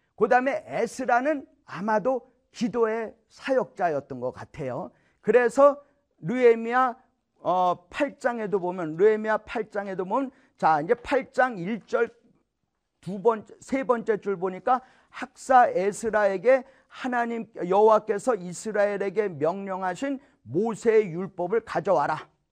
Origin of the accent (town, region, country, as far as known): South Korea; now in United States